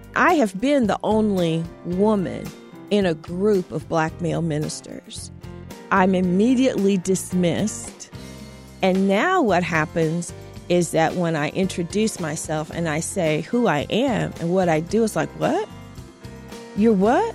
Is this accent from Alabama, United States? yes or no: no; Terre Haute, Indiana, United States; I grew up in Southern Indiana, a little town, Terre Haute, Indiana.